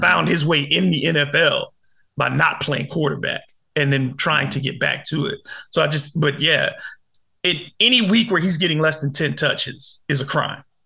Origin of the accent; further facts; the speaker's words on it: Detroit, Michigan, United States; moved away; my hometown Detroit